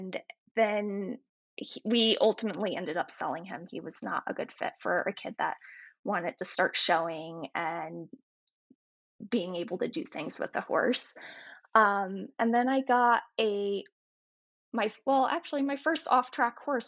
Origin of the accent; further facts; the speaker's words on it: North Carolina, United States; I grew up in North Carolina